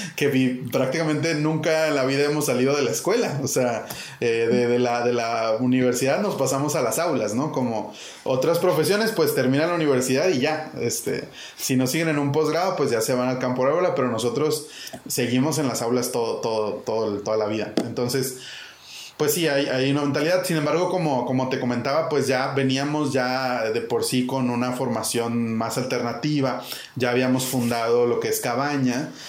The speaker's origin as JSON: {"language": "Spanish", "town": "Monterrey", "region": "Nuevo León", "country": "Mexico", "tie": "born or raised there", "moved": "as an adult", "lives_now": "Chiapas, Mexico", "said": "Yo soy originario de Monterrey"}